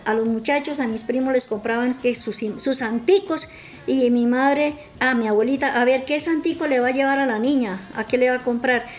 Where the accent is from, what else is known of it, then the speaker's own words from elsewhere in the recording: Florián, Santander, Colombia; nací en, la, en, Santander, la belleza Santander, me crecí en Florian.